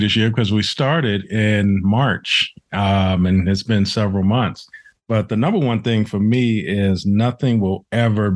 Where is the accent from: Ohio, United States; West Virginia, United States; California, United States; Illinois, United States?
Illinois, United States; Chicago; moved away; I'm originally from Chicago